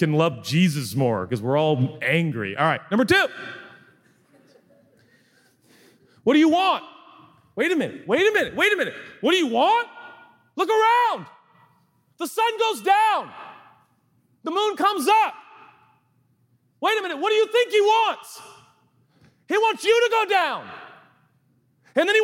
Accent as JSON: {"language": "English", "country": "United States"}